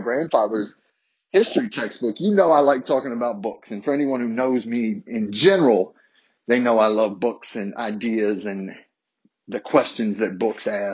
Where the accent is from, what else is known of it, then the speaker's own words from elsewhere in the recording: Harrisonburg, Virginia, United States; a middle class white boy growing up in a small city in the South. Shout out to my hometown of Harrisonburg